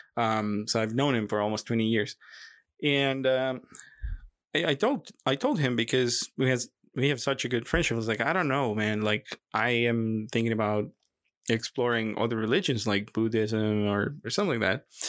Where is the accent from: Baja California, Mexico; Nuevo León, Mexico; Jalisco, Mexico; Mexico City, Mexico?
Nuevo León, Mexico; Monterrey; I was born in Monterrey, Mexico, and, um, in a Catholic family